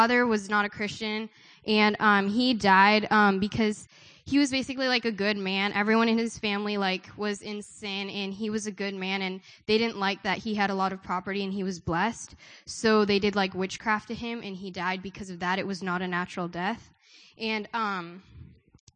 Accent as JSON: {"language": "English", "country": "India", "said": "I'm from India"}